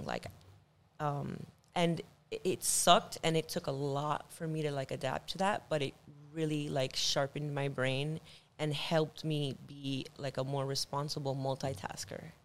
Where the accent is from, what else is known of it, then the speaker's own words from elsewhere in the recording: Miami, Florida, United States; I'm from Miami, Florida